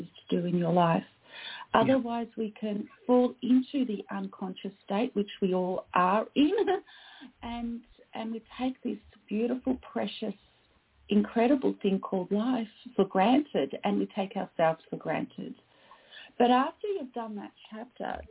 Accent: Australia; I am Australian

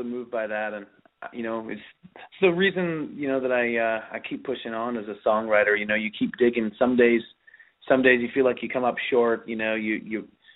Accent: Pembroke, Ontario, Canada; I grew up playing in, or cutting my teeth, I guess, as they'd say, in clubs and country bars in Southern Ontario, and even before that in my hometown of Pembroke

